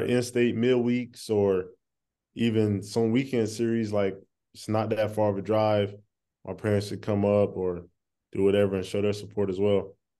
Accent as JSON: {"language": "English", "region": "East Coast", "country": "United States", "also_born_or_lived": "North Carolina", "said": "I'm from the East Coast"}